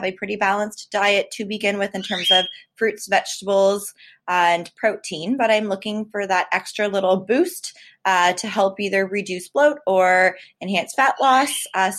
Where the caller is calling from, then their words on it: Toronto, Ontario, Canada; I'm from Toronto, Canada, and I listen to your podcast daily